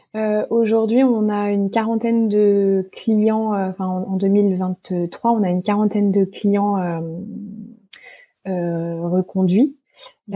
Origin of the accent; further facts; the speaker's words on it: Monts du Lyonnais, Lyon region, Auvergne-Rhône-Alpes, France; je suis originaire euh, de la région lyonnaise, des Monts du Lyonnais